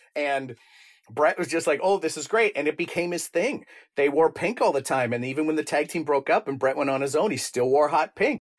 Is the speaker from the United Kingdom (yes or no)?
no; Canada